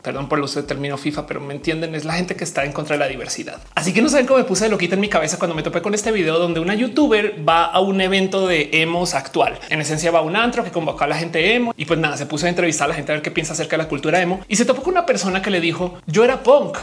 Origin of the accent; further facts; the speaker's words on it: Colombia; also born or lived in United States / Australia; now in Mexico; creciendo en Colombia